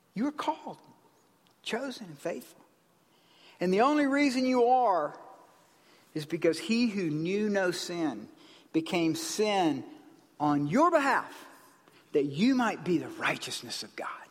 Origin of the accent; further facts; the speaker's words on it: South Carolina, United States; in the South, where I grew up in South Carolina, near my granddaddy's ranch